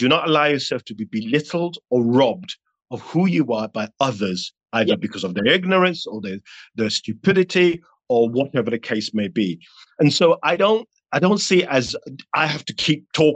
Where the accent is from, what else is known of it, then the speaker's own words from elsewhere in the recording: London, United Kingdom; I was raised in North London in the 80s.